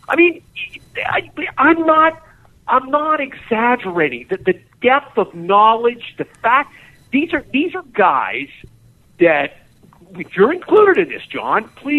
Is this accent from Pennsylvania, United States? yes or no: yes; Harrisburg, Pennsylvania, United States; now in Pittsburgh, United States; I'm from Harrisburg. I'm not from Pittsburgh.